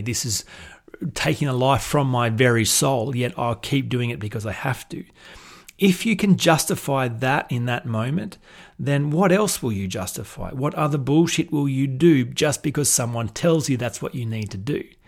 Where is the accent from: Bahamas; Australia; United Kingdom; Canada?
Australia; accent: Australian drawl; I was from Australia